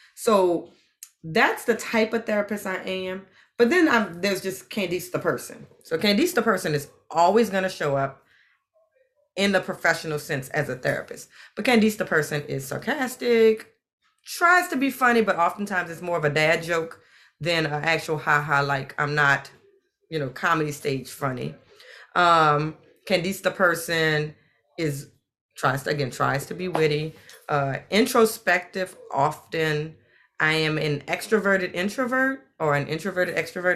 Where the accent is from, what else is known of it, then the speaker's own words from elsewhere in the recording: New Orleans, Louisiana, United States; But I grew up in New Orleans, and like most people in New Orleans, family is very, very, very important.